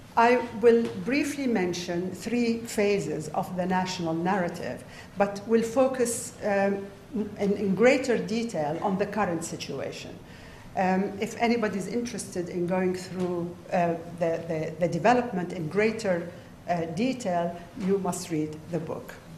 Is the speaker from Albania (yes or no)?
no; Saudi Arabia; as a child growing up in Saudi Arabia in the 1960s and 1970s